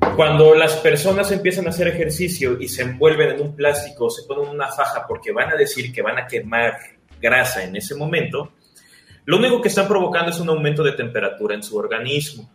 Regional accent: Mexico; somos mexicanos

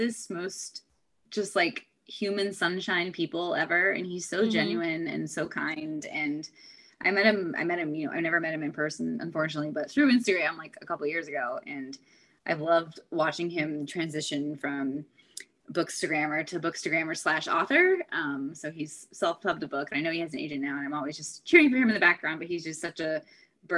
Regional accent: Northern California, United States; now in San Diego, United States; I actually grew up in Northern California and spent a lot of time in Tahoe

